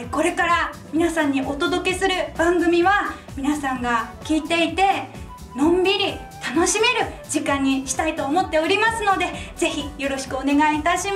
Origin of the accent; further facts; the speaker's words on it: Iwate, Japan; 私は東北、岩手県出身で